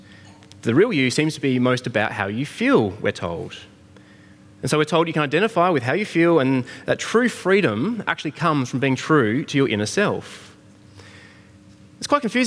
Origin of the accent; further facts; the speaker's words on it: Australia; I'm an Australian-born, 6-foot-something man